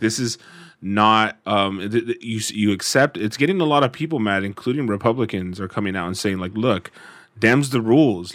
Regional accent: United States; being an American

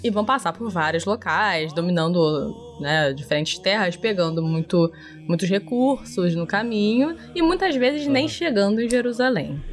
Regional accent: Brazil; para nós brasileiros

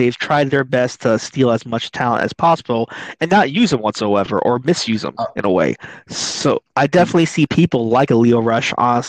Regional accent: New York, United States; No one got cut besides me because I'm from New York.

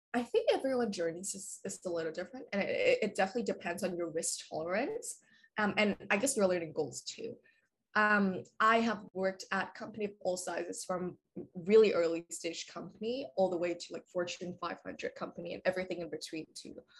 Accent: Vietnam; moved away as an adult; now in Vancouver, Canada; I am originally from Vietnam. So I grew up there and then I moved to uh, Vancouver when I was around like 18 for university

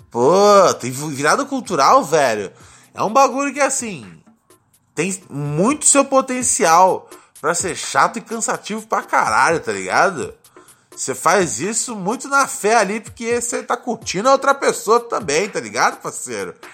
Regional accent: Minas Gerais, Brazil; Somos de Minas Gerais.

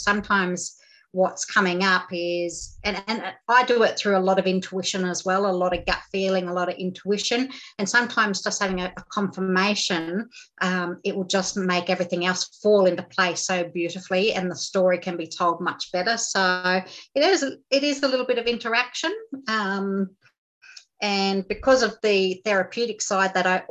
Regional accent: Groote Eylandt, Northern Territory, Australia; I grew up on Groote Eylandt, which is in the Gulf of Carpentaria here in the Northern Territory

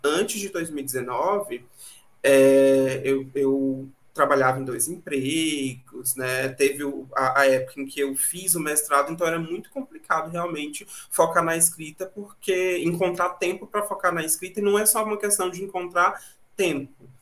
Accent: Tocantinópolis, Tocantins, Brazil; eu nasci numa cidadezinha de interior bem pequenininha chamada Tocantinópolis, aqui no Tocantins

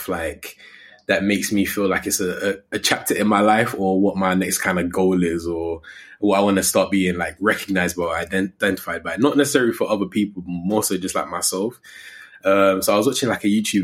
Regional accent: Coventry, West Midlands, United Kingdom; also born or lived in London; I grew up in Coventry

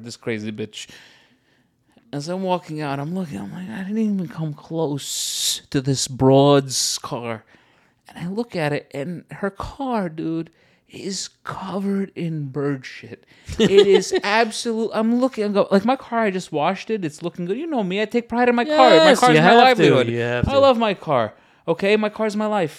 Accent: United States; now in Los Angeles, United States; I come from New York, uh-huh. New Jersey area

